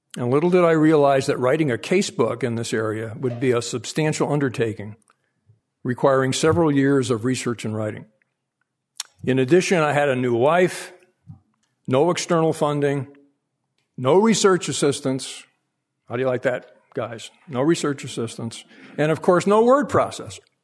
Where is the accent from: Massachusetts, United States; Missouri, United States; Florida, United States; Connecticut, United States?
Connecticut, United States; Hartford; I was born in the North End of Hartford, Connecticut, in late nineteen forty.